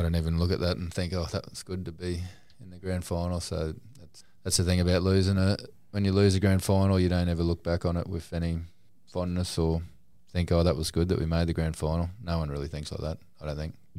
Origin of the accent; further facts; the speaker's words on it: Newcastle, New South Wales, Australia; I was born in Newcastle